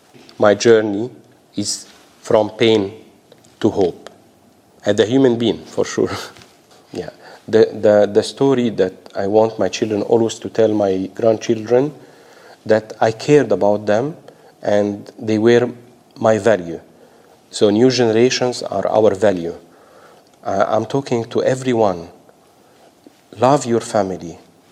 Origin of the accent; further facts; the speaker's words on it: Australia; I want to say to Australians, such a privilege being Australian, having a voice, having the freedom of expression, to belong to the diverse community